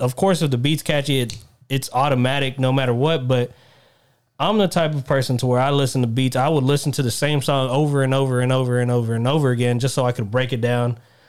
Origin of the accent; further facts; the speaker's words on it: Texas, United States; born there; Even though I was born in Texas